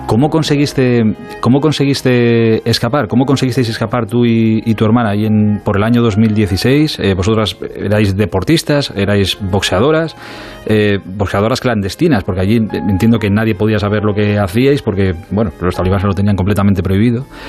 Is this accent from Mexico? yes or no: no; Spain